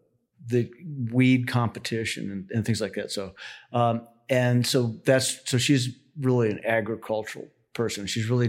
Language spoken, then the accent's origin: English; Denver, Colorado, United States; now in Carbondale, United States; And so I grew up in Colorado, grew up in Denver, went to the University of Colorado